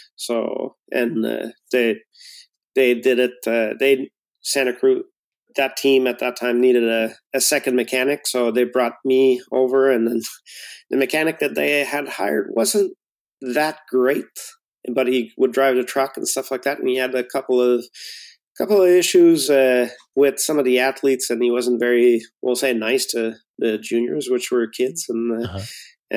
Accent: near Montreal, Quebec, Canada; also born or lived in Bromont, Quebec; west of uh, uh, off of the island of Montreal

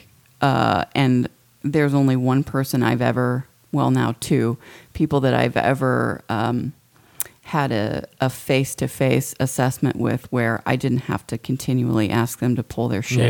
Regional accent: Midwest, United States; moved away; we're from the Midwest

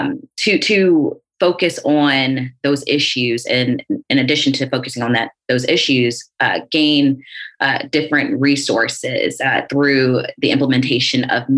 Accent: South Carolina, United States; coming from the South, I'm from South Carolina.

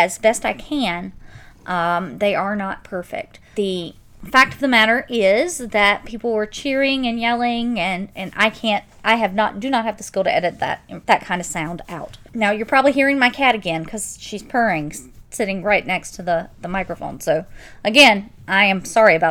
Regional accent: Pamplico, South Carolina, United States; I grew up in Florence County, specifically District 2. I attended Hannah Pamplico High School

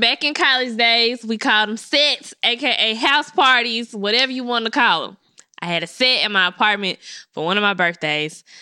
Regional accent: Memphis, Tennessee, United States; I'm from Memphis. I went to Colonial Middle School.

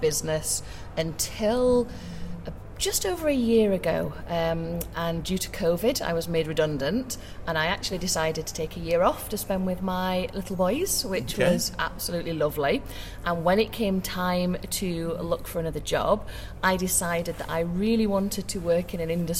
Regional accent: Sheffield, Yorkshire and the Humber, United Kingdom; I am from Sheffield in England

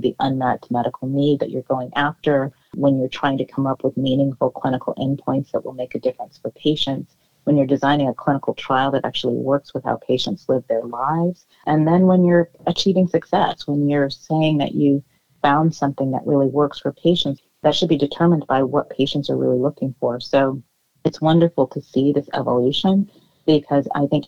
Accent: Oakland, California, United States; I grew up in Oakland, California

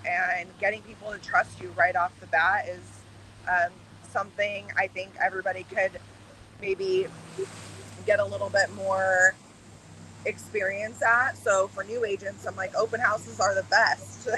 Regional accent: Arizona, United States; I'm born and raised in Arizona

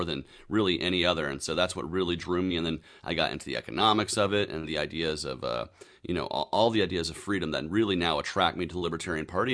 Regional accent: Georgia, United States; also born or lived in Tennessee / Atlanta, Georgia; I've lived in and around Georgia my entire life since I was seven

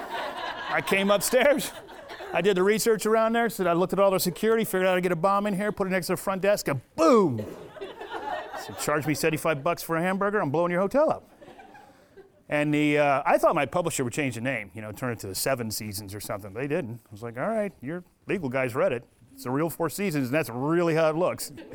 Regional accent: United States; I'm a retired military from America

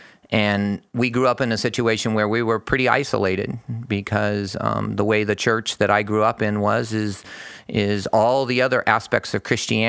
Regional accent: Phoenix, Arizona, United States; I grew up in down in Phoenix, pretty close to where I work. So I'm a native of Arizona. I'm used to the heat.

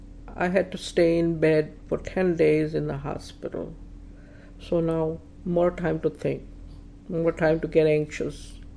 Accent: North India, India; now in Toledo, United States; months after I moved to Toledo, I met Shiva, now my husband, at a party. He is from South India and I am from North India. So we did not have a common Indian language. As we know, he speaks Tamil and I speak Gujarati.

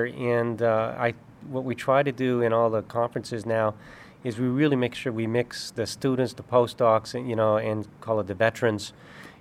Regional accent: Canada; moved away as an adult; now in Davis, United States; when I grew up in Canada

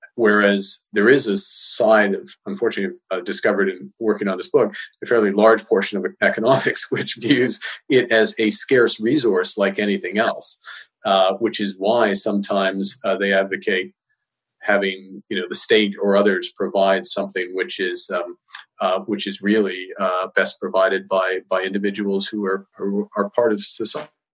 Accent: Edmonton, Alberta, Canada; growing up in Edmonton

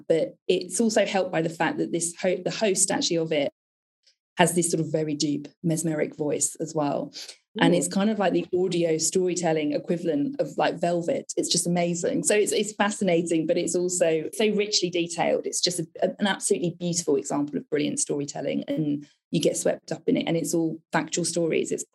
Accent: United Kingdom; how British I was

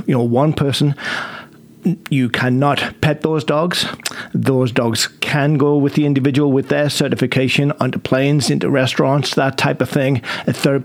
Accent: England, United Kingdom; moved away; you can probably tell I'm English.

